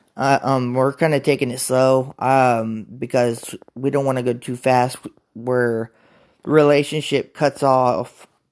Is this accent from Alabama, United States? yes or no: no; Topeka, Kansas, United States; I'm from Topeka, Kansas. Um, grew up in Topeka